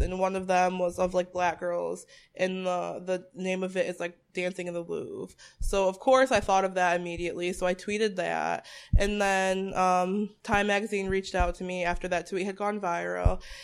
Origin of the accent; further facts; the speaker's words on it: Bristol, Connecticut, United States; also born or lived in Boston area; I was born and raised in Bristol, Connecticut